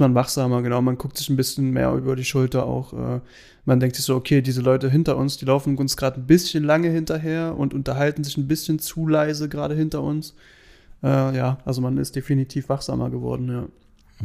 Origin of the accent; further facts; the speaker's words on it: Germany; wir sind Deutsche